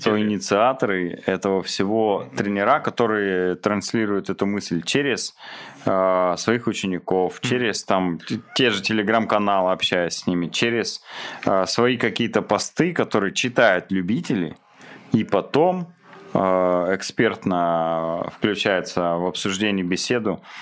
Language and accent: Russian; Krasnoyarsk, Krasnoyarsk Krai, Russia; also born or lived in Idrinsky District; я родился в Красноярске